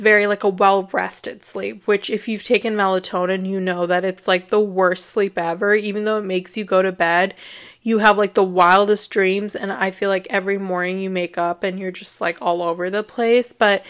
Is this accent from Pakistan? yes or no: no; India; So I thought that was great because, you know, I'm Indian, so it's really great to relate to something in that way.